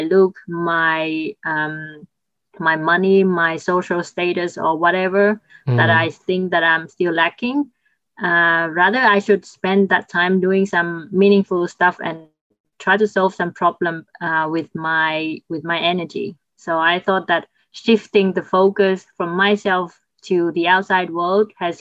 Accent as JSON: {"language": "English", "country": "Vietnam", "said": "my home country, Vietnam"}